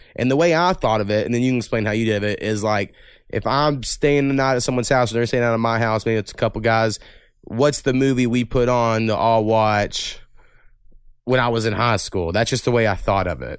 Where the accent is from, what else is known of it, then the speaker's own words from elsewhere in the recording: Waurika, Oklahoma, United States; also born or lived in Ada, Oklahoma; in my hometown